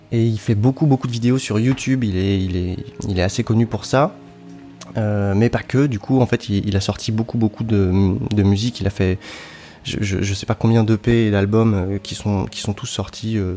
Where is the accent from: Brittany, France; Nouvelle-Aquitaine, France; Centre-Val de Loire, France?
Brittany, France; now in Lyon, France; je suis pas né à Lyon, moi je suis né en, Bretagne, je, suis, je viens du sud de la Bretagne dans un petit village au bord de la mer.